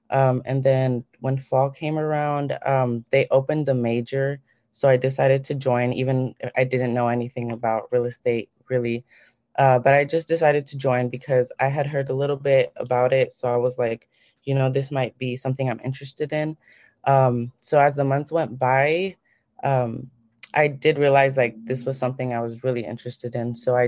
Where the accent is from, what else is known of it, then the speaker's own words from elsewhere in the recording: Seattle, Washington, United States; So I was born here in Seattle